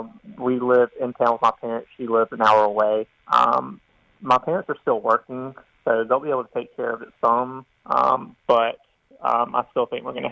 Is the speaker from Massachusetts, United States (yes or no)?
no; South Carolina, United States; born or raised there